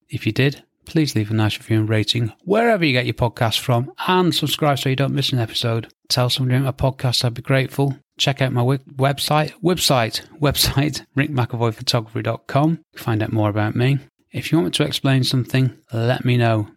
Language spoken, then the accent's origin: English; England, United Kingdom; I'm English